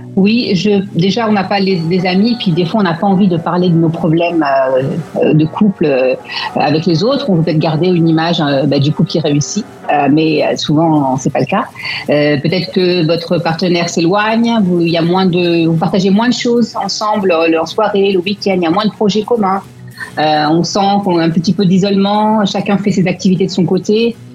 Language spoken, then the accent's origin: French; France; also born or lived in Melbourne, Australia; now in London, United Kingdom; en étant français à Londres, puisqu'on peut retourner, on peut rentrer dans notre pays